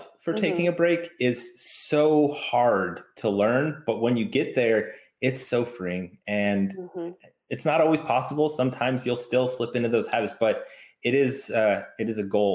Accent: the South, United States; now in Chicago, United States; I grew up in the South

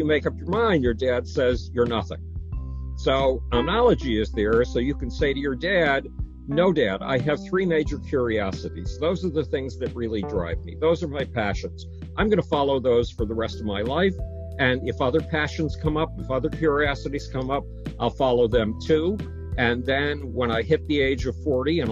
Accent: Buffalo, New York, United States; When I was 10, nobody in my hometown of Buffalo, New York would have anything to do with me, including my parents.

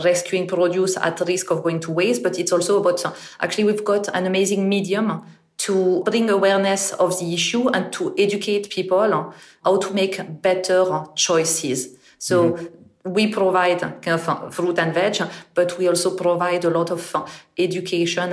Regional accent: northern France, France; English is a second language; moved away as an adult; now in United Kingdom; I'm originally from France, and I actually grew up in the north of France

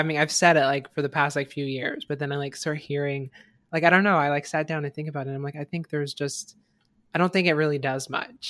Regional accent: Fort Myers, Florida, United States; I lived in Fort Myers, Florida, like the suburbs of Fort Myers, Florida. I get that's not really the suburbs. It's the poor area outside of Fort Myers.

